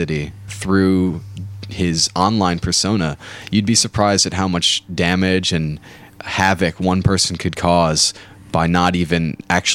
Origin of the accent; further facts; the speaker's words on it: Chicago, Illinois, United States; also born or lived in Tacoma, Washington; now in Seattle, United States; I am from Chicago originally, but went to school in Tacoma and became a part of the Claw